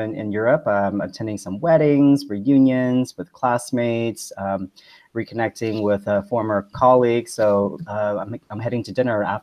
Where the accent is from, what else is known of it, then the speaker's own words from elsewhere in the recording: Mississippi, United States; first language Vietnamese; English is a second language; also born or lived in New Orleans, Louisiana; now in New York, United States; I grew up on the West Bank of New Orleans in grade school and then went straight to the sticks of Mississippi, essentially, and was raised there